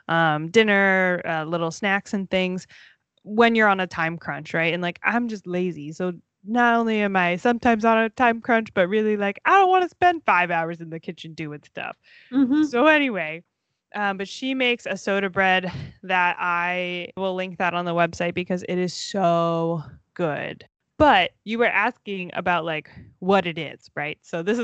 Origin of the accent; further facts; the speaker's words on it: Florida, United States; okay, everyone, we grew up in Florida. Cold for us is like, what, 40 degrees? Maybe like 50 degrees?